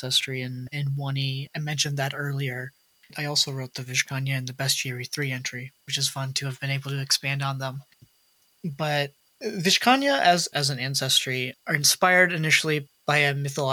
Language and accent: English; Dearborn, Michigan, United States; Dearborn, where I grew up in Michigan